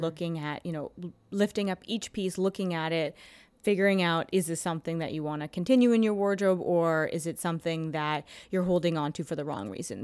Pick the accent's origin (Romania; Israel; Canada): Canada; Toronto, Ontario; moved away as an adult; now in New York, United States; I'm from Toronto. I went to school in Canada